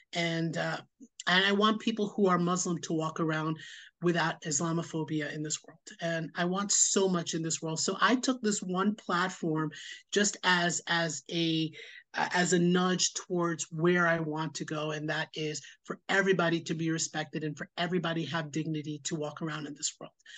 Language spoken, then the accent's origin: English; New York City, New York, United States; born and raised in Queens, New York, lived here most of my life